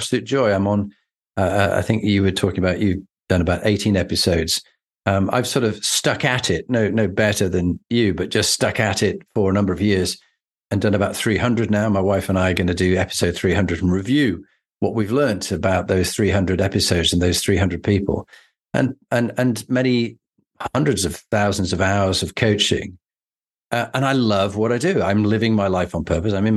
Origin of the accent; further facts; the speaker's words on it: Yorkshire and the Humber, United Kingdom; as a Yorkshireman